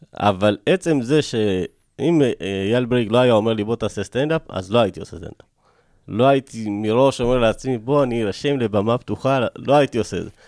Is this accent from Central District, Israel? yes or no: yes; Rosh HaAyin, Central District, Israel; also born or lived in Ethiopia / Tiberias / Elad; רוב, רוב חיי אני גרתי בראש העין. אז עכשיו אני חזרתי גם לראש העין